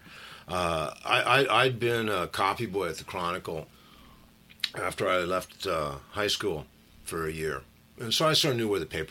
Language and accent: English; Berkeley, California, United States; I was born and raised in Berkeley